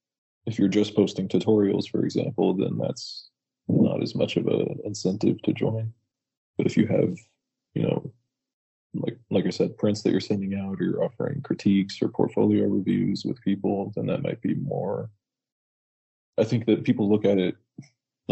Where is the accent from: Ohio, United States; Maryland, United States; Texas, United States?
Texas, United States; Fort Worth; I grew up in Fort Worth, Texas